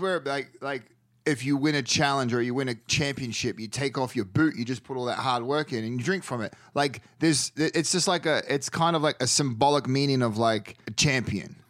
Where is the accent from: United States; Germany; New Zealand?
New Zealand; first language English; moved away